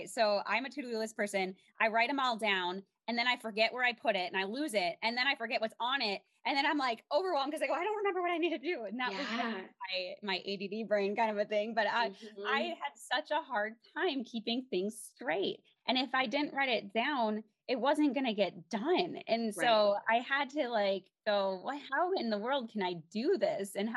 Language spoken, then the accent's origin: English; Minnesota, United States; moved away as an adult; now in Colorado, United States; I grew up in Minnesota, and we went back to the small town that we lived in as well after we got married.